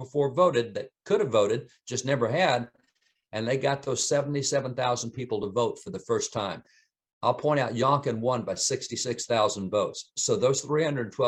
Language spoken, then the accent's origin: English; Texas, United States; I am a cowboy from Texas